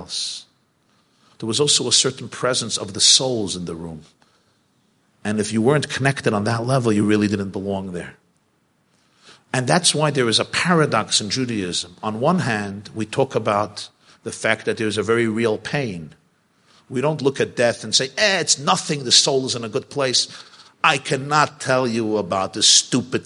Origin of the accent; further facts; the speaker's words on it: New York City, New York, United States; I grew up in the Crown Heights section of Brooklyn